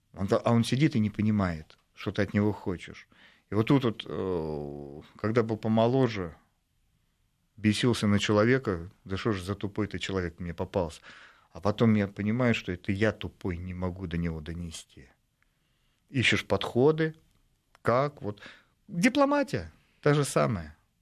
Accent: Russia; я из России

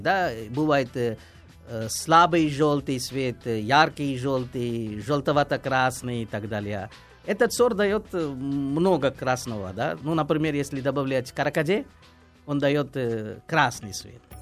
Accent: India; moved away; я из Индии

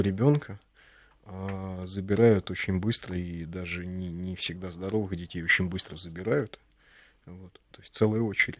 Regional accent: Moscow, Russia; нормальный такой рабочий район, окраины Москвы

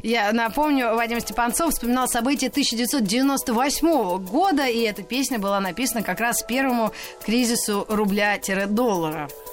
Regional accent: Moscow, Russia; Мы, москвичи

